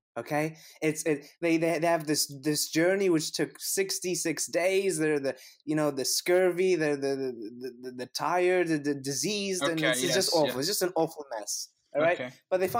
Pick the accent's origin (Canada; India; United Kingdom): Canada; And I'm the Canadian, so, "You want to come over for Thanksgiving, yeah?"